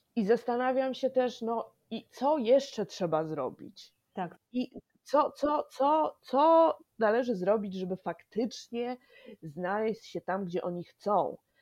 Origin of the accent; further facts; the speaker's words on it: Poland; moved away as an adult; now in New York, United States; jestem dumną imigrantką, urodzona w komunistycznej Polsce, wychowana w postkomunistycznej Polsce